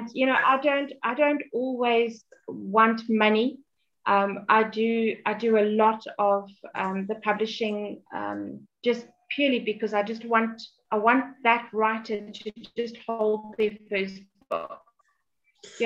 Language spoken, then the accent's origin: English; Johannesburg, Gauteng, South Africa; I'm from South Africa, Johannesburg